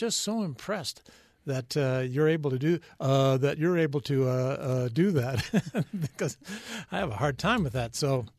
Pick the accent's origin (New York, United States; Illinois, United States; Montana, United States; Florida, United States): Illinois, United States; Taylorville; born there; Well, I was born in Central Illinois